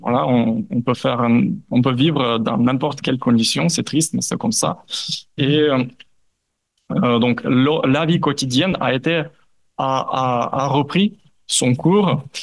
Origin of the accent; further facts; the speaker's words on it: Ukraine; en tant qu'Ukrainien, en tant que chercheur ukrainien